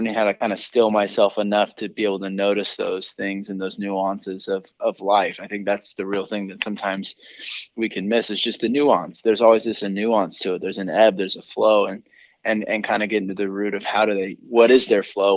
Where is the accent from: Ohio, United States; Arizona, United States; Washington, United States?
Washington, United States; Seattle; also born or lived in Ventura, California; now in Orange County, United States; I grew up in Seattle, Washington